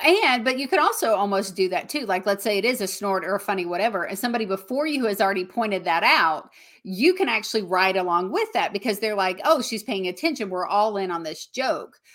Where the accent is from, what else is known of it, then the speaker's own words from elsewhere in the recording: the South, United States; accent: Southern; I still have my Southern accent